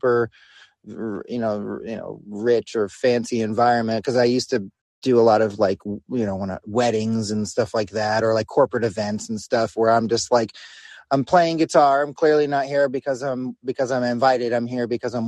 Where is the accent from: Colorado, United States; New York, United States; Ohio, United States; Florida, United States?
New York, United States; I'm from New York